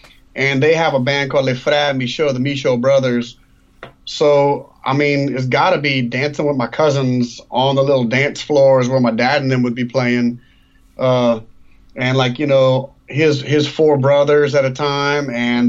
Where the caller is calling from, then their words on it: Arnaudville, Louisiana, United States; also born or lived in New York City; I'm calling you from Arnoville, Louisiana, way out in the country.